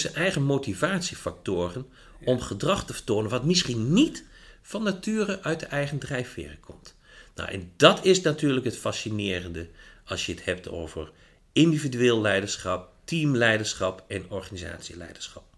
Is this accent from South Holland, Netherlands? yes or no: no; Achterhoek, Gelderland, Netherlands; moved away as an adult; now in Winterswijk, Netherlands; Ik kom eh, uit de Achterhoek.